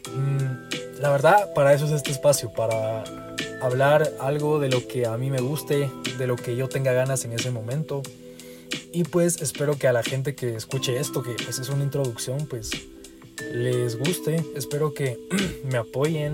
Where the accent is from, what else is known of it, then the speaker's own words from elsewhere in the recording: Guatemala; accent: Guatemalan; soy de Guatemala. Creo que se me nota en el acento, bastantito creo yo